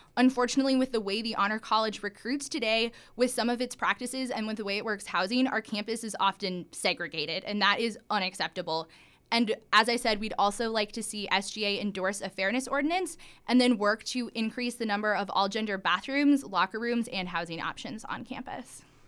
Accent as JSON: {"language": "English", "region": "Iowa", "country": "United States", "moved": "yes", "said": "I'm from Iowa, which is the first in the nation caucus state"}